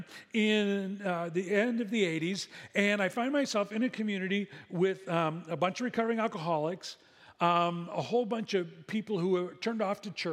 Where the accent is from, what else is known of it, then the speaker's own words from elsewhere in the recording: Midwest, United States; moved away as an adult; now in Seal Beach, United States; We didn't grow up in a coastal community. We grew up in the Midwest